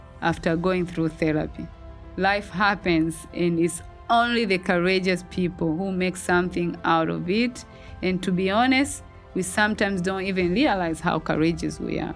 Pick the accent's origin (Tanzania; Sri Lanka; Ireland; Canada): Tanzania; moved away as an adult; now in United States; Moving to the United States from my home country in Tanzania for the very first time